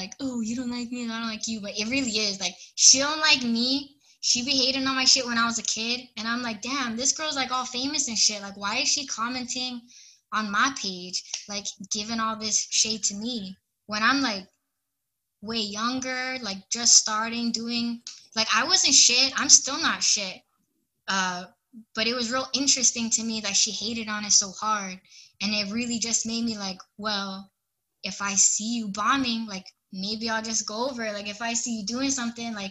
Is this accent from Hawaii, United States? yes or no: yes; Hawaii, United States; I'm from Hawaii